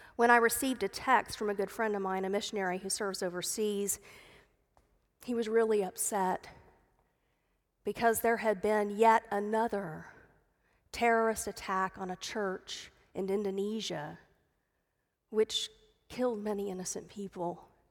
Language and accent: English; Dallas, Texas, United States; I grew up in Dallas